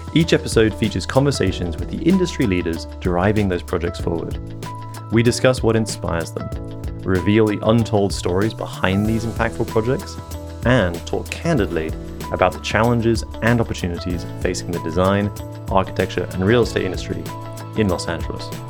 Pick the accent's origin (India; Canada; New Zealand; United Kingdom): United Kingdom; England; moved away; I grew up in England